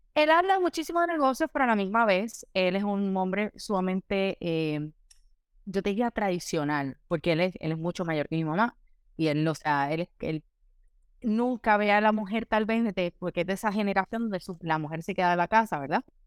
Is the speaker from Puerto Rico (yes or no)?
yes; San Juan, Puerto Rico; moved away as an adult; now in Miami, United States; soy obviamente originalmente de San Juan, Puerto Rico. Eh, allá me crié, nací, eh, estuve viviendo hasta que me gradué de la universidad